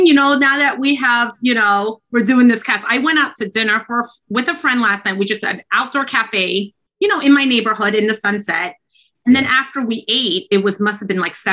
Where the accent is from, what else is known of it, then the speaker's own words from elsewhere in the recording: New York City, New York, United States; accent: New York; moved away as an adult; now in San Francisco, United States; my first, 22 years of life, grew up in Brooklyn, New York